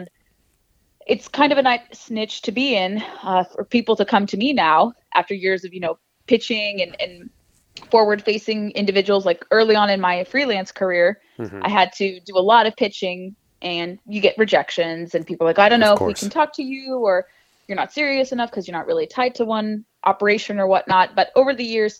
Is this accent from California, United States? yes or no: yes; Southern California, United States; moved away as an adult; now in Washington, D.C., United States; I grew up in Southern California, moved to the DC area about 10 years ago